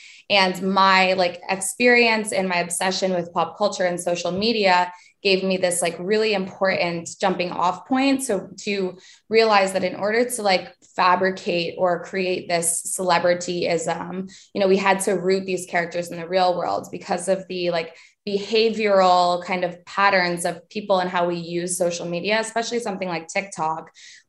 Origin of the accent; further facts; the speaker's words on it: Vermont, United States; because I'm from Vermont and didn't have a ton of like access to things that were cool.